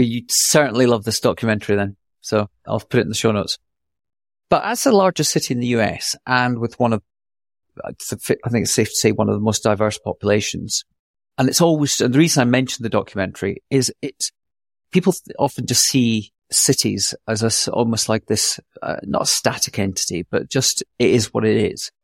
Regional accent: Scotland, United Kingdom; also born or lived in New York; now in Austin, United States; I see myself as a Scot, but a, a natural, a natural New Yorker

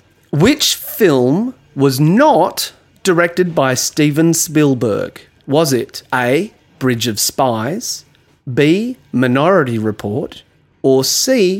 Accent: Melbourne, Victoria, Australia; I just know that I was. I'm from Melbourne.

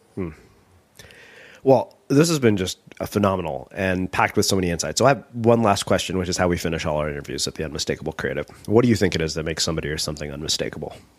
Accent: India; being Indian

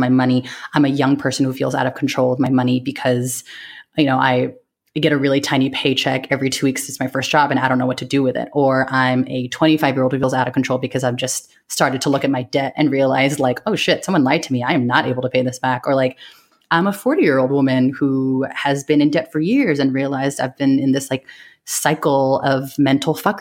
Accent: San Francisco, California, United States; also born or lived in New York; I grew up in San Francisco Bay Area, so I grew up around a lot of Asian American families

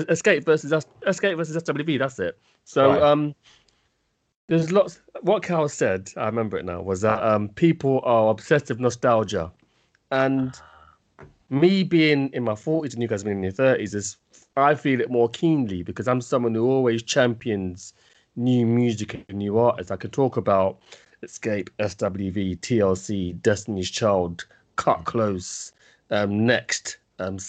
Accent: United Kingdom; as a British person

